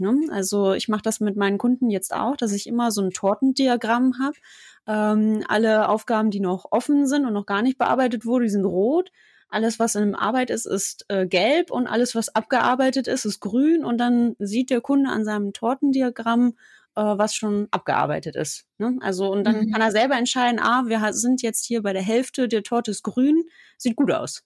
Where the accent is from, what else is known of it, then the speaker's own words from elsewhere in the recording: Germany; hier bei uns in Deutschland